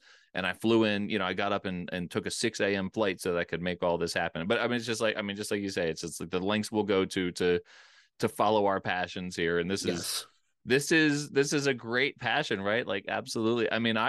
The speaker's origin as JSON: {"language": "English", "region": "Pennsylvania", "country": "United States", "tie": "born or raised there", "said": "I remember, you know, I grew up outside of Philadelphia."}